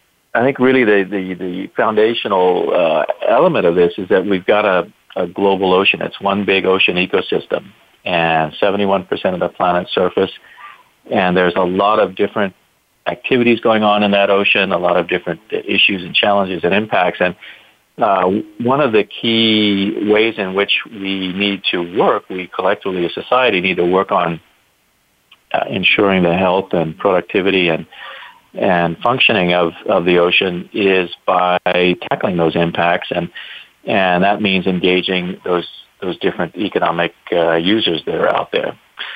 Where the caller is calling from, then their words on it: Hawaii, United States; Well, I'm very happily phoning from Hawaii, where we have a beautiful, cool winter day here.